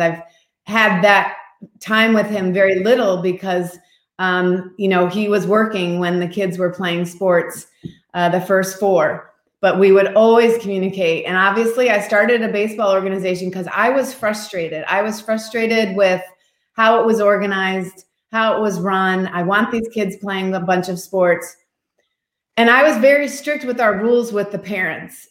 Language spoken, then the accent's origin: English; Midwest, United States; moved away; also born or lived in Seattle / Florida; We grew up in the Midwest